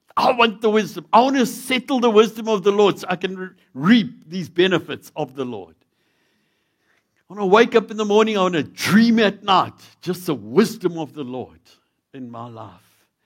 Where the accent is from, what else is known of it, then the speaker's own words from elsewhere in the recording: South Africa; being a South African